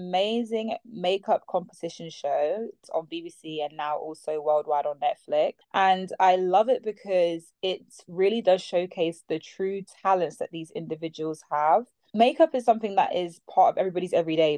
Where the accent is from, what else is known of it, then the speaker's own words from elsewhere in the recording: London, United Kingdom; I am from South London